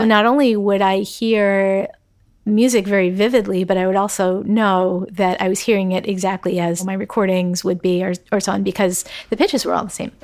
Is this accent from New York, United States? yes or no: no; outside of Philadelphia, Pennsylvania, United States; moved away as an adult; I grew up outside of Philadelphia, and my goal when I was applying to college was not to go to college in Pennsylvania